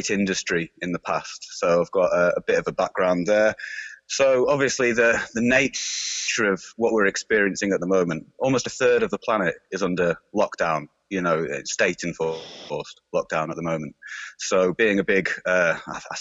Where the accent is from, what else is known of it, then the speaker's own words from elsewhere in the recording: Lancashire, North West England, United Kingdom; I'm originally from Lancashire